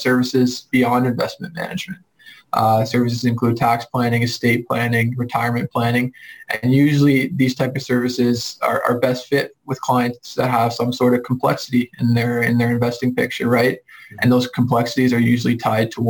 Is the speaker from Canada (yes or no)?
yes; Milton, Ontario, Canada; I grew up in Milton though, and studied at McMaster